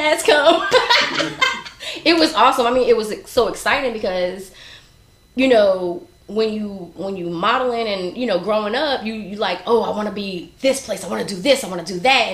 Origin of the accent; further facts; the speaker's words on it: Newark, New Jersey, United States; moved away as an adult; now in North Carolina, United States; I'm originally from New Jersey, okay. North baby, Brick City, what's up, I moved down here to North Carolina about 14 years ago